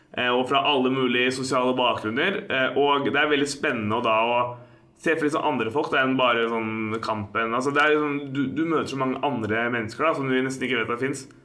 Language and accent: Norwegian; Oslo, Norway; Jeg er fra Oslo